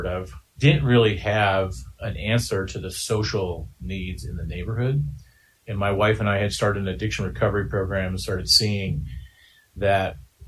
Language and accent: English; Denver, Colorado, United States; also born or lived in Green Bay, Wisconsin; I was born in the Midwest in Green Bay, Wisconsin, and my dad had a business that actually collapsed. And so our home was foreclosed on, pretty much had a childhood poverty experience, moved out to Denver in 1985. A family of seven